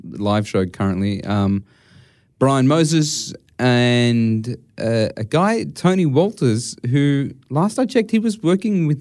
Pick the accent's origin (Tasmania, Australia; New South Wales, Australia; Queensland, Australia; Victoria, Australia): New South Wales, Australia; Sydney; Where I grew up in Western Sydney